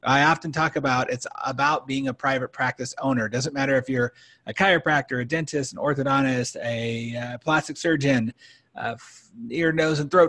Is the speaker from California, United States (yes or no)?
yes; California, United States; moved away; my wife and I both born and raised California